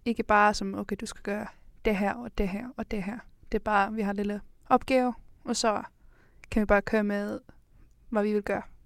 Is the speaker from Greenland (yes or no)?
no; Iceland; now in Denmark; jeg kommer fra Island